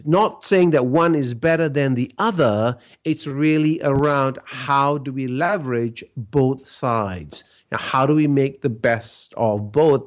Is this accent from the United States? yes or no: no; Malaysia; I grew up in Malaysia, and Malaysia is a collectivist culture